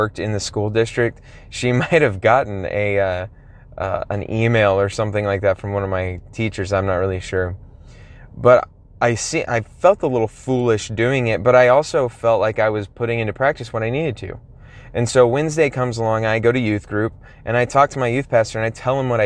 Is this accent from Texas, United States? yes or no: yes; Texas, United States; I'm from Texas, and so I'm already speaking pretty slowly, a lot slower than people, say, in New York or California, some other place